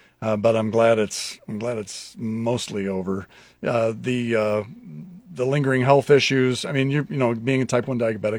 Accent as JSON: {"language": "English", "town": "Lincoln", "region": "Nebraska", "country": "United States", "tie": "born or raised there"}